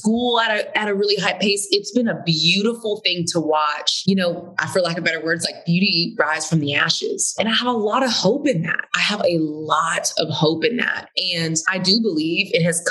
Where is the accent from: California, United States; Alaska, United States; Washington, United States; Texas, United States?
Texas, United States; Houston; now in Atlanta, United States; I grew up in Houston, Texas, super diverse city